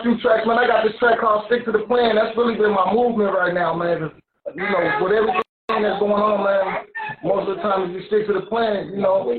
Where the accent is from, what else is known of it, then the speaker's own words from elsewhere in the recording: Dayton, Ohio, United States; I'm from Dayton, Ohio.